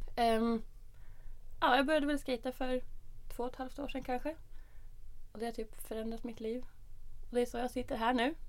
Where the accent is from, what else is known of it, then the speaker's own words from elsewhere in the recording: Norrtälje, Stockholm County, Sweden; Jag är uppvuxen i Norrtälje. En liten skitstad en timme norr om Stockholm